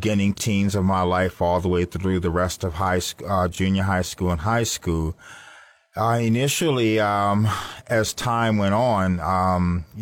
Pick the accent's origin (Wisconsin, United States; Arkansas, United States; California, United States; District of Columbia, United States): District of Columbia, United States; Washington; now in Florida, United States; I'm from Washington, D.C., and I come from a large family, two loving parents